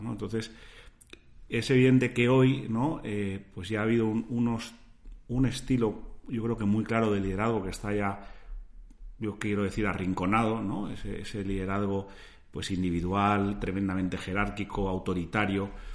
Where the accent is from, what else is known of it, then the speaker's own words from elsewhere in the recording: Spain; cómo nos ven a los españoles